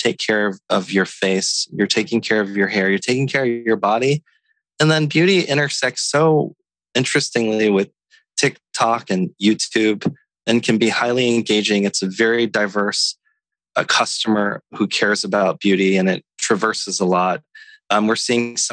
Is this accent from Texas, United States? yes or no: no; Natchitoches, Louisiana, United States; I grew up in Natchitoches, Louisiana